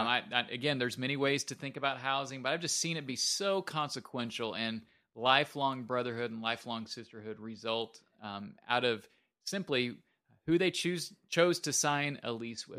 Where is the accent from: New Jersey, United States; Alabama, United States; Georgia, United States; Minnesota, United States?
Minnesota, United States; moved away; I am from Minnesota originally.